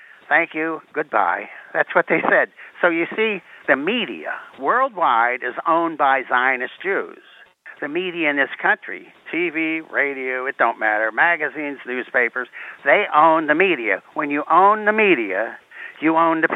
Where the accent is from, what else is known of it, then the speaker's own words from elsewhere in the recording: Pittsburgh, Pennsylvania, United States; moved away; Pittsburgh, Pennsylvania, sir.